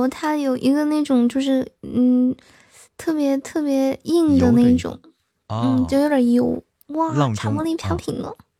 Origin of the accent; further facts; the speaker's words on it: Yibin, Sichuan, China; now in Chengdu, China; 我我我老家在宜宾的。